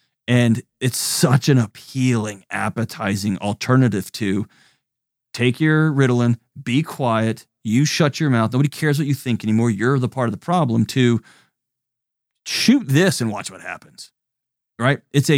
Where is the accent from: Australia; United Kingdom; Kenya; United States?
United States; Texas; now in Tennessee, United States; I'm Texan.